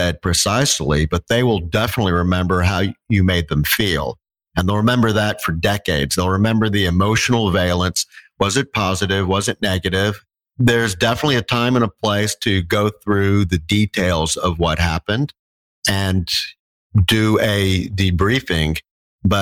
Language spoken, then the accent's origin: English; Texas, United States; moved away; I'm from Texas originally